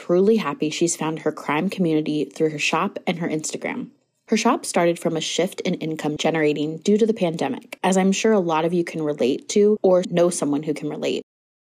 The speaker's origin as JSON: {"language": "English", "region": "Pacific Northwest", "country": "United States", "tie": "born or raised there", "said": "my hometown, the Pacific Northwest"}